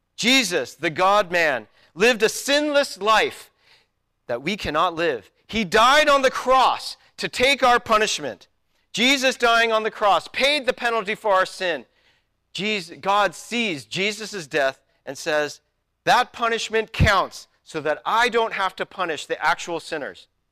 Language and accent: English; United States; I am an American